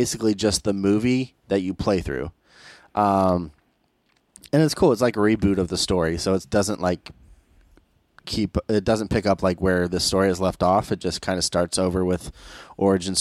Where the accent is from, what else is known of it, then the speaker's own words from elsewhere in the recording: Ohio, United States; I'm from Ohio